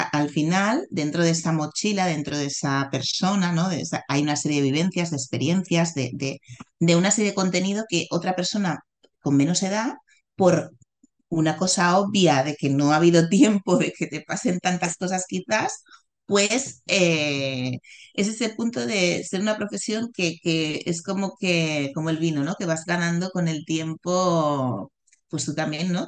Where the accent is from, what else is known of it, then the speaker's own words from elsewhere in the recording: Barcelona, Catalonia, Spain; yo nací en Barcelona, en un hospital eh, muy conocido de Barcelona, y allí me quedé